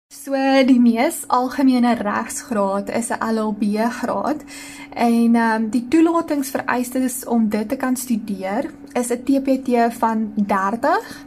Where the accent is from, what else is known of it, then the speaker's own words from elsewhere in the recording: Ceres, Western Cape, South Africa; ek het groot geword op die Desuitse onderontwikkelde kant van die spreekwoordelike treinspoor in Ceres.